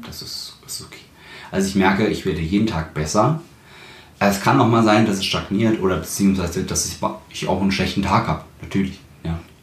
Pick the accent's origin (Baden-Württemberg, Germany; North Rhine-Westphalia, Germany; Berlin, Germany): Berlin, Germany; ich bin ja auch Berliner